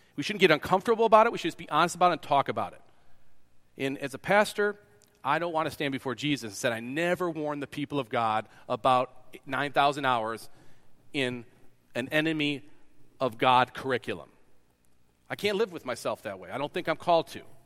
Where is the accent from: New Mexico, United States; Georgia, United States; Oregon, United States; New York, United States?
New York, United States; moved away; also born or lived in Kansas; I'm from New York.